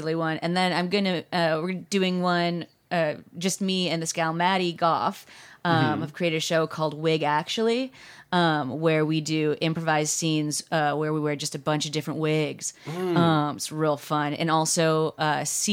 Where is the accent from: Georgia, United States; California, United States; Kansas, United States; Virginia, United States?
California, United States; Glendale; also born or lived in North Hollywood, Los Angeles; Born and raised in Glendale